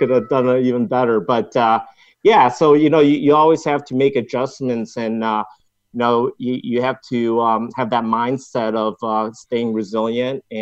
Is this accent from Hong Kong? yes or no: yes; Hong Kong; now in United States; I grew up in Hong Kong and then fast forward, moved over here to the States